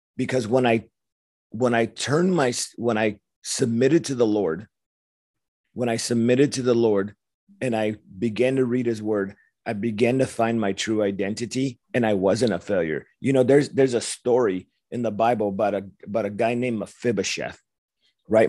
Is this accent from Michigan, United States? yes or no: no; Los Angeles, California, United States; I grew up in Los Angeles, young punk kid